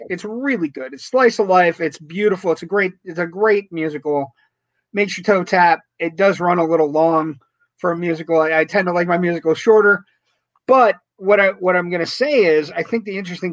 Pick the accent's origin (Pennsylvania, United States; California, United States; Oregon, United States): Pennsylvania, United States; Scranton; I'm from Scranton, Pennsylvania, yeah, we have a big St. Patrick's Day parade